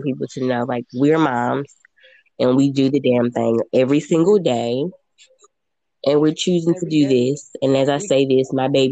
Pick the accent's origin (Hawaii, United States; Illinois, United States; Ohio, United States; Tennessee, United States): Tennessee, United States; Memphis; moved away; also born or lived in Nashville, United States / California, United States; I'm from Memphis